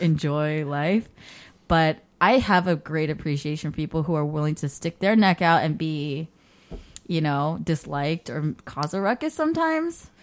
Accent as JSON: {"language": "English", "area": "the Bay Area", "region": "California", "country": "United States", "tie": "born or raised there", "said": "I grew up in the Bay"}